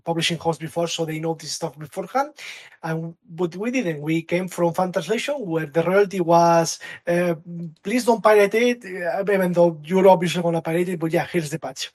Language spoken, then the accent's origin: English; Catalonia, Spain; first language Catalan; English is a second language; Catalan, which is a language in Spain. It's also my mother language.